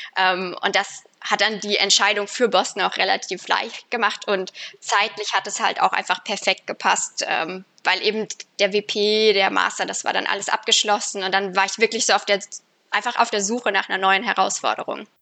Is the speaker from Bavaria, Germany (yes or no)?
no; Fulda, Hesse, Germany; moved away as an adult; also born or lived in Baden-Württemberg / Düsseldorf; now in United States; ursprünglich komme ich aus Fulda in Hessen